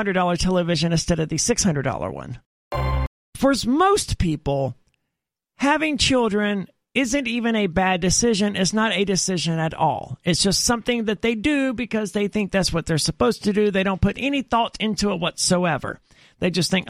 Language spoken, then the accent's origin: English; Mississippi, United States; I'm from Mississippi where it's extremely common